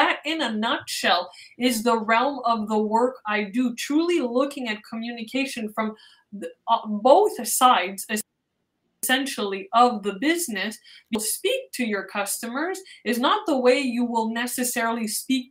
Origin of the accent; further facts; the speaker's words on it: Montreal, Quebec, Canada; I am born and raised in Montreal